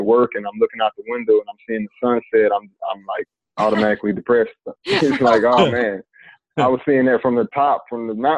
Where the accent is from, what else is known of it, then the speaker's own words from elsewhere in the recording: Asheville, North Carolina, United States; I'm from Asheville, North Carolina.